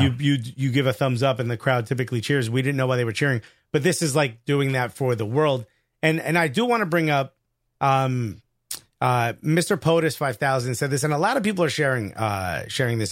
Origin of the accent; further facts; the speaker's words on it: United States; we're American